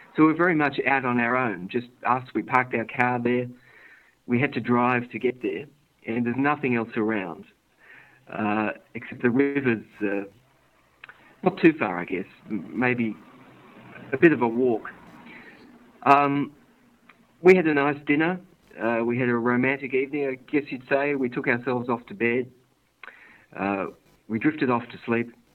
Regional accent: Sydney, New South Wales, Australia; I was born here in Sydney.

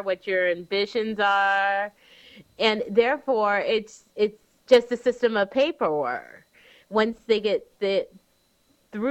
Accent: Cary, Illinois, United States; I'm from Cary, Illinois

